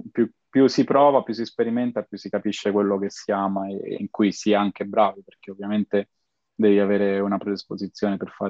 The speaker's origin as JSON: {"language": "Italian", "town": "Rome", "region": "Lazio", "country": "Italy", "tie": "born or raised there", "said": "nato e cresciuto a Roma e a Roma diciamo eh, ho mosso i miei primi passi in questo ambito lavorativo"}